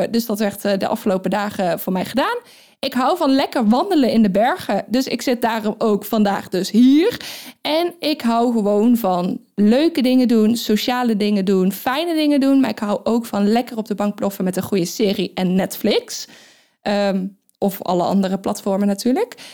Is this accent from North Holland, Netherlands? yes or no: no; North Brabant, Netherlands; ik kom uit Brabant. Dat kundigen vast niet horen. Nee, want ik spreek helemaal geen Brabants.